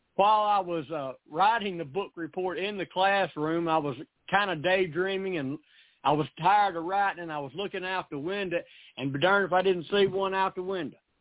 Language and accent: English; Camden, Tennessee, United States; also born or lived in Missouri; I was born here in Camden